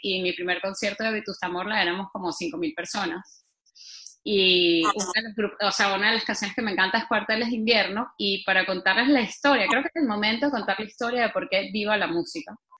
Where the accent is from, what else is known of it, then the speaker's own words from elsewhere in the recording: Venezuela; moved away as an adult; now in Spain; soy venezolana y no, no entra en mi ADN pronunciar